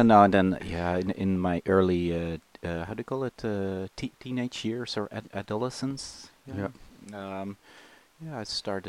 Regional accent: The Hague, South Holland, Netherlands; English is a second language; moved away; from Scheveningen, a small beach resort fisherman's village that's part of The Hague, which is a big city in Holland.

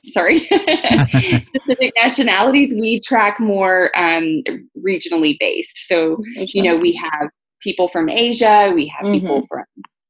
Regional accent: Texas, United States; I came from Texas. I lived in Germany for a while

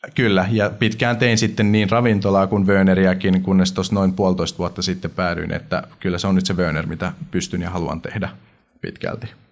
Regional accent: Finland

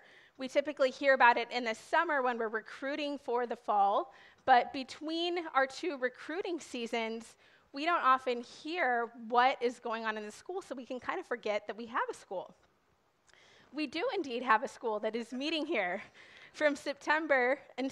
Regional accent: Wisconsin, United States; I am from Wisconsin.

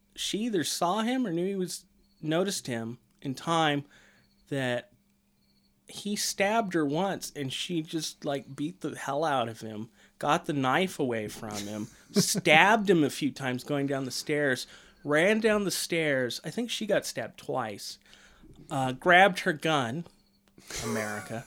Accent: United States; I am a red-blooded American

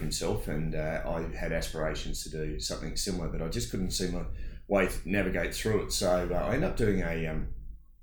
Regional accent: Broken Hill, New South Wales, Australia; moved away as an adult; also born or lived in Adelaide; I'm a boy from Broken Hill, so I grew up in Broken Hill, and first 18 years, fantastic place, loved it there

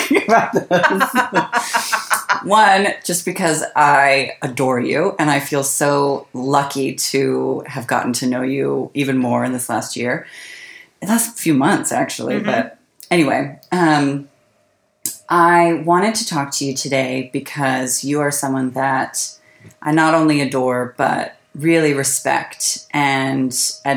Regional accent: suburb outside San Francisco, California, United States; I grew up in a very... It was like a small to medium-sized suburb outside San Francisco.

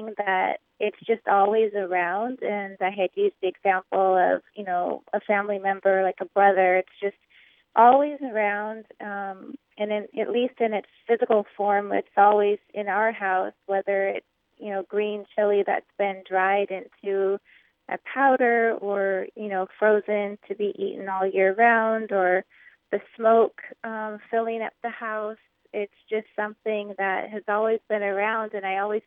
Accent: Phoenix, Arizona, United States; I was actually born here. My family on both sides are all from northern New Mexico, and they moved here in the mid-60s where me and my siblings were born

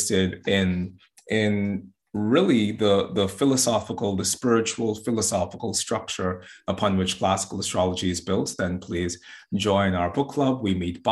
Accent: Bahamas; now in Boston, United States; I'm originally from the Bahamas. I'm in Boston at the moment.

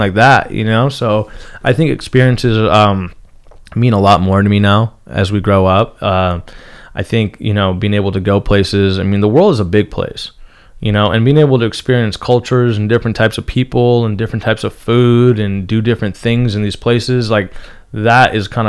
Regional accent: Rancho Cucamonga, California, United States; also born or lived in Newport Beach, California; I grew up in the Inland Empire. Mm-hmm. But I moved to Newport Beach when I was 13 years old

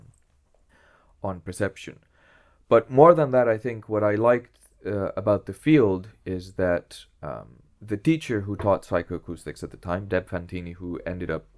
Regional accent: Greece; English is a second language; moved away as an adult; also born or lived in Essex, England / Berkeley, California; now in Groningen, Netherlands; I was born in Greece. I lived there all my... I went to school and high school there.

